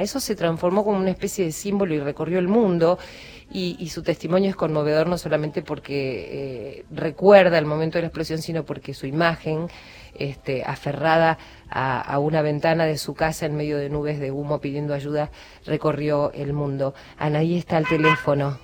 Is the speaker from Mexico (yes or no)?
no; San Antonio de Areco, Buenos Aires Province, Argentina; cuando era muy chica, en mi pueblo, en San Antonio de Areco